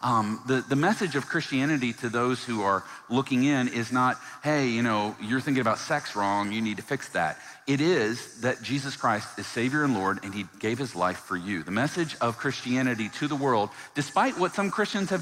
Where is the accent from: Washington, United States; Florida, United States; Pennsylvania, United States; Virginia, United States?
Virginia, United States; I grew up in the South, in Virginia